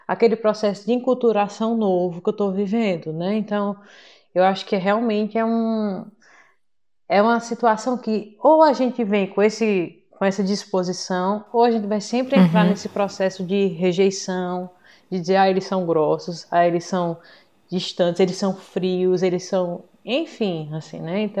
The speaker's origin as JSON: {"language": "Portuguese", "region": "Northeast Region", "country": "Brazil", "said": "É, eu sou do Nordeste, né?"}